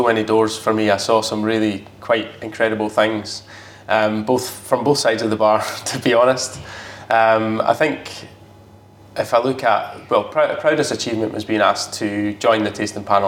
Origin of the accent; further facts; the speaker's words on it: Tranent, Scotland, United Kingdom; also born or lived in Longniddry / Edinburgh / Tasmania; So I'm originally an East Lothian boy. I was born in Longniddry, but spent most of my sort of, you could say, school years in Trinent and McMerry, so east of Edinburgh